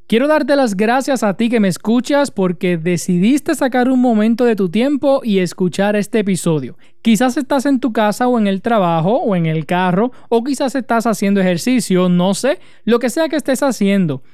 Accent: Utuado, Puerto Rico

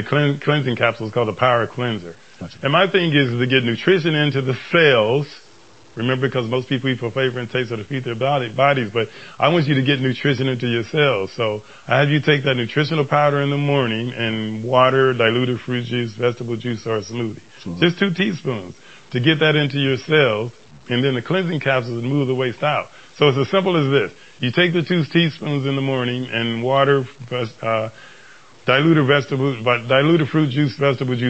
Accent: Los Angeles, California, United States; I grew up in Watts

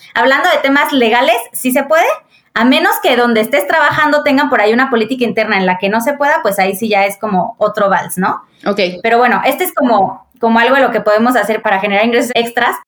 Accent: Querétaro, Mexico; soy de Querétaro, tengo 32 años

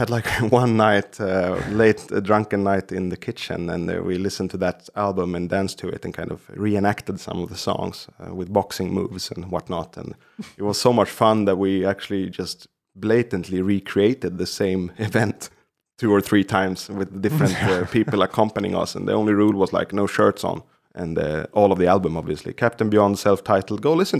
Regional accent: Stockholm County, Sweden; I'm from Krans kommun, as we say, which is like a, let's say, small cities or communes that surround Stockholm.

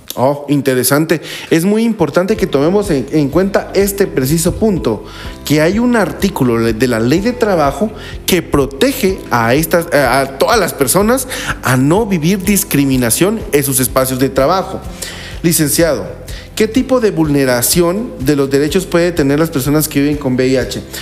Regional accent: Guatemala; como guatemaltecos

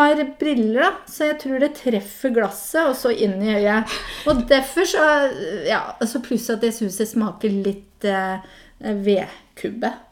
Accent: Hedmark, Innlandet, Norway; accent: Hedmark dialect; now in Tananger, Norway; jeg er fra Hedmark

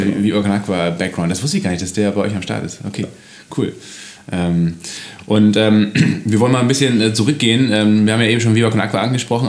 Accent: Kiel, Schleswig-Holstein, Germany; als Kieler

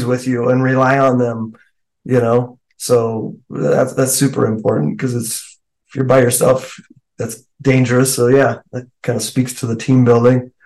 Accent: Alaska, United States; now in Colorado, United States; I grew up in Alaska. I live in Colorado now, but I was born and raised there.

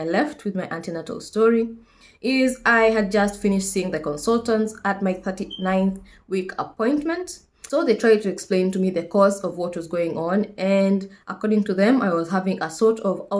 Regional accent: Kenya; moved away as an adult; now in United Kingdom; I am a Kenyan nurse currently based in the UK

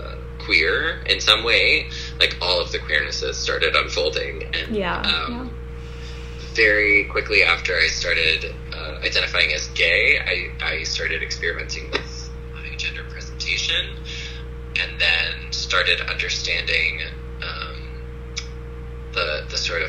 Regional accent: rural Tennessee, United States; moved away; also born or lived in Midwest; where I grew up in the South, in rural Tennessee

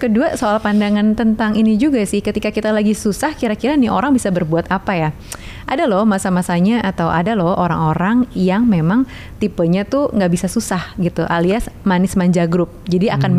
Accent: Java, Indonesia; aku orang Jawa

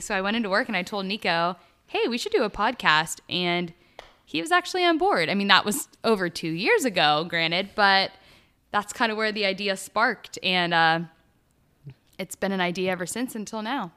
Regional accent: Pittsburgh area, Pennsylvania, United States; I'm originally also from Pittsburgh, about thirty minutes north of the city

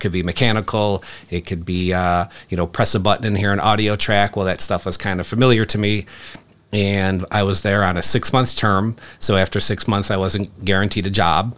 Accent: Chicago, Illinois, United States; I grew up in Chicago

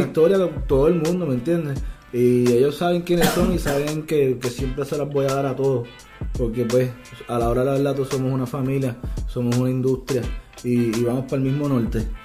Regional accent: Puerto Rico; trabajé fuera de Puerto Rico, en industrias legales, volví a la isla porque entendía que había un potencial de, crecimiento aquí que no tenía en otras partes y estoy aportando a, mi economía en mi país

